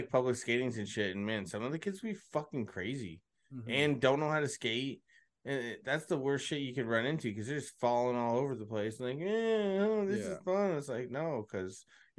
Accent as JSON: {"language": "English", "town": "Colchester", "region": "Ontario", "country": "Canada", "tie": "born or raised there", "said": "We grew up in Colchester, right?"}